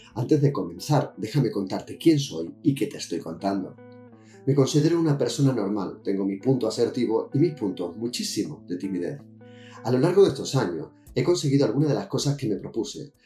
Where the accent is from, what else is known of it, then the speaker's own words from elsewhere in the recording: Jerez de la Frontera, Andalusia, Spain; now in Balearic Islands, Spain; desde 1966, cuando nací en Jerez de la Frontera